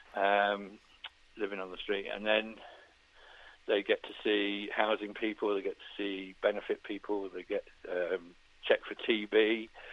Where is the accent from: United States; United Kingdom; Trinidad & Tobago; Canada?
United Kingdom; Farnborough, South East England; me growing up in Farnborough